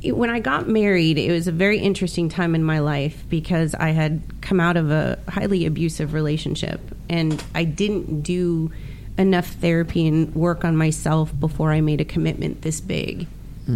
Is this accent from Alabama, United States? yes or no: no; Miami, Florida, United States; moved away as an adult; also born or lived in Texas; now in California, United States; growing up in Miami